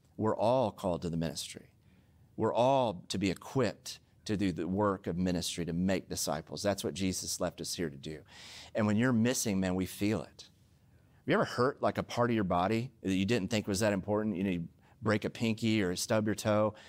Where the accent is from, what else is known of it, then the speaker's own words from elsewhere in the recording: Oklahoma, United States; now in Southern California, United States; I'm from Oklahoma